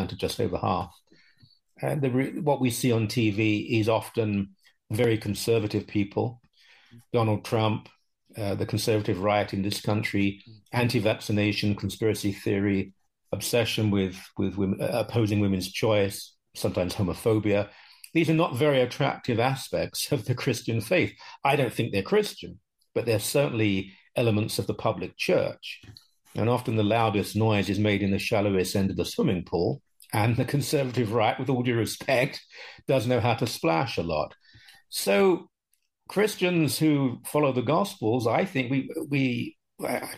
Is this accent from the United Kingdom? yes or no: yes; United Kingdom; now in Canada; I'm 63, I grew up in Britain